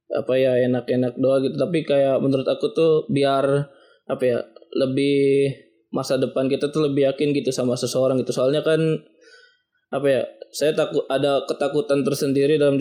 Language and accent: Indonesian; Tangerang, Banten, Indonesia; Saya berasal dari Tangerang Umur saya 23 tahun